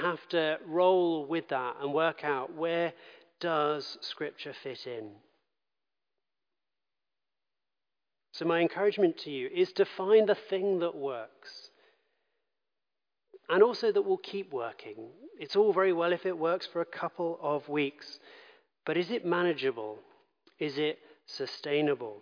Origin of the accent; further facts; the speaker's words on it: London, United Kingdom; I grew up in London